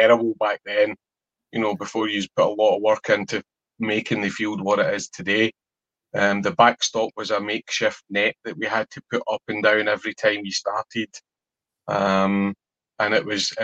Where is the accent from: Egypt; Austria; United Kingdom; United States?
United Kingdom; Paisley, Scotland; I was from Paisley